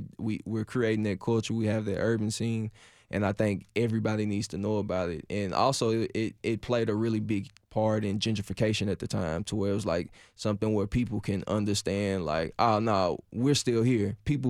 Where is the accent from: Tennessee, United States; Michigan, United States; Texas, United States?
Tennessee, United States; Nashville; oh, Cashville, yeah, yeah, I'm from Cashville. Yep, that's Nashville, Tennessee.